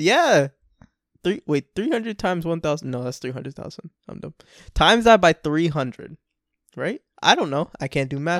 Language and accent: English; Orlando, Florida, United States; I'm from Orlando, Florida. I grew up with a lot of Spanish people.